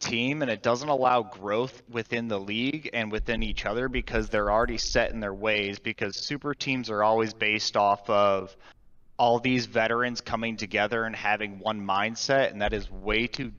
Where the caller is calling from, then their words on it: Cleveland, Ohio, United States; is calling from Cleveland, Ohio.